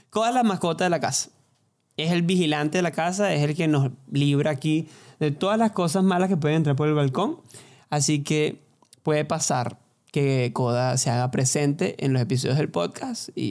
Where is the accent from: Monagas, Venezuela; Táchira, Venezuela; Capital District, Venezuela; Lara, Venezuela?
Lara, Venezuela; Barquisimeto; yo soy de Barquisimeto, cantante, cantautor, que dicen.